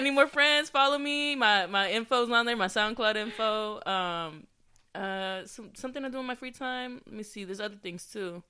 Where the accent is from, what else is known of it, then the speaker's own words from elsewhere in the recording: Adelanto, California, United States; now in Temecula, United States; I'm originally from the high desert, Adelanto, California